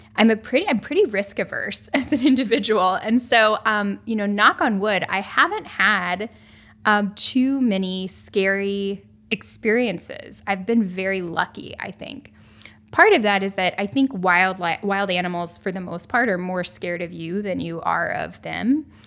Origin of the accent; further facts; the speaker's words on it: North Carolina, United States; I grew up in North Carolina, and I've spent most of my life on the East Coast.